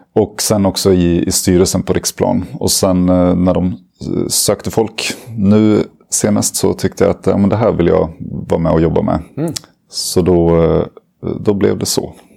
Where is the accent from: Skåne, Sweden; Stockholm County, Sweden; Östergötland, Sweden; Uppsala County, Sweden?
Uppsala County, Sweden; Uppsala; also born or lived in Lund; jag är uppvuxen i Uppsala